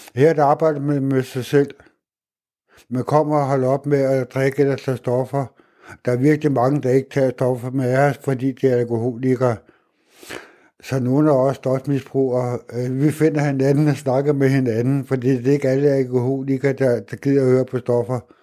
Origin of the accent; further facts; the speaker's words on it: Hvidovre, Capital Region of Denmark, Denmark; moved away as an adult; now in Vildbjerg, Denmark; Jeg kommer ud fra Vøre i Hvidovre, og det er en ghetto